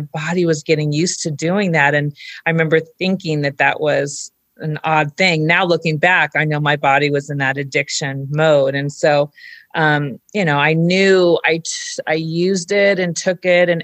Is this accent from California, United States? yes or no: yes; Orange County, California, United States; I grew up in Orange County, California, and I had a loving family.